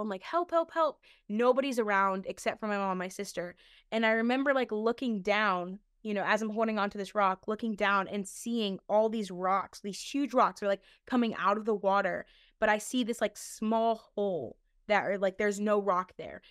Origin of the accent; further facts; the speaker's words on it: Ohio, United States; when we were growing up in Ohio